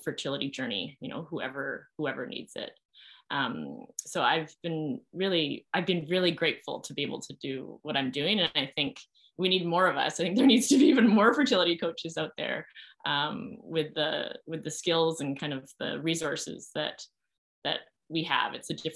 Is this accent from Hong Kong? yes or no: no; Canada; partly being Canadian